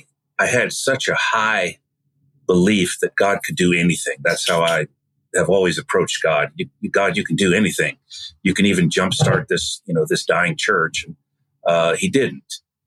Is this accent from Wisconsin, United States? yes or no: yes; Wisconsin, United States; now in South Carolina, United States; Well, I am originally from Wisconsin, so if I talk funny, that's why. But I've lived in South Carolina most of my life, married here, educated here, all that, had children here.